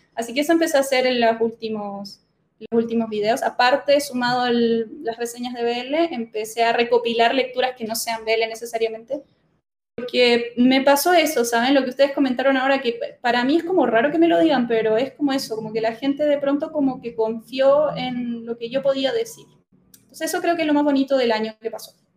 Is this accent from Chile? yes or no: yes; Chile; moved away as an adult; now in Córdoba, Argentina; yo me crié en Chile